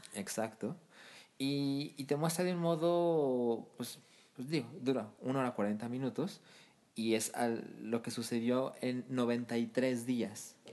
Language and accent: Spanish; Mexico; nosotros como mexicanos